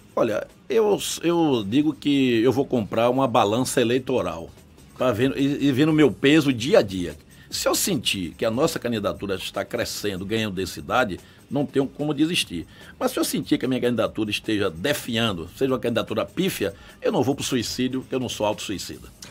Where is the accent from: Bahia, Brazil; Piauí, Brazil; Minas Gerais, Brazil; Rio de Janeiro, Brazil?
Bahia, Brazil; Salvador; also born or lived in Coração de Maria, Bahia; eu moro em Salvador, há 52 anos. Eu tenho 61 anos de idade, vim para aqui com 9 anos de idade, estudei aqui